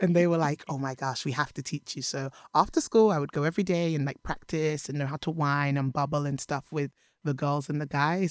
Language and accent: English; London, United Kingdom; also born or lived in Edgware; I was born in London. to Nigerian immigrant parents